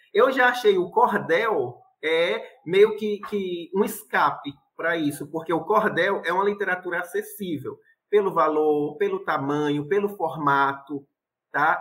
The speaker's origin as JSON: {"language": "Portuguese", "town": "Itapiúna", "region": "Ceará", "country": "Brazil", "tie": "born or raised there", "said": "minha cidade natal, que é Itapiúna, onde eu estou vivendo"}